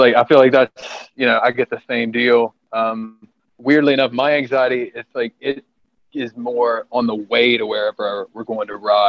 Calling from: West End, North Carolina, United States; I am in North Carolina, specifically West End, North Carolina, where there is absolutely nothing going on.

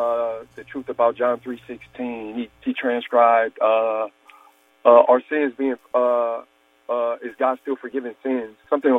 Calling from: Akron, Ohio, United States; Akron, Ohio.

